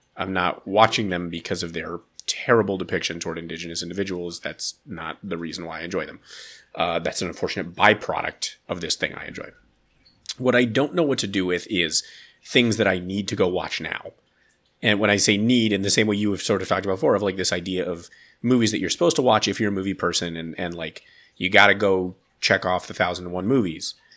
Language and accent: English; United States; I'm an American man